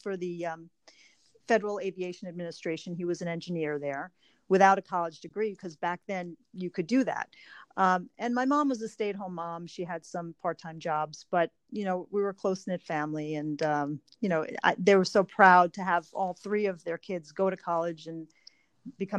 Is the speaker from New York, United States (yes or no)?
yes; Huntington, New York, United States; I am from Long Island, New York, and I grew up in Huntington, which is a great town